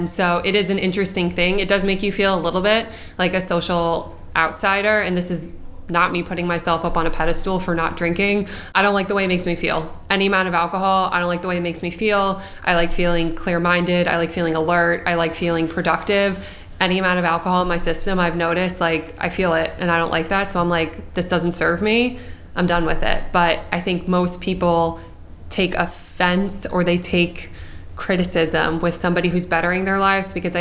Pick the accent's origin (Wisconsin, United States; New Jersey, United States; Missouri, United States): New Jersey, United States; Hunterdon County; I grew up in Hunterdon County